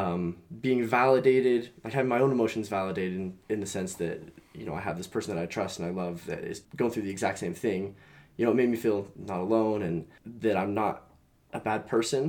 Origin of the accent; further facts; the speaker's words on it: Utah, United States; I grew up here in Utah County